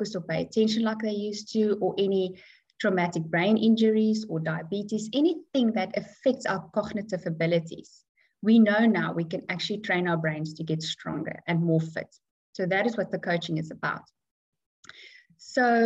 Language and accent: English; South Africa; moved away as an adult; now in Dubai, United Arab Emirates; I come from South Africa. We moved to Dubai for about 5 years ago, so we are in Dubai now.